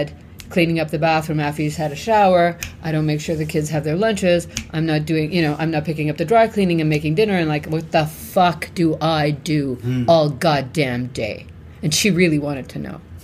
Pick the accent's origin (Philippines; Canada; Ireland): Canada; we're Canadian.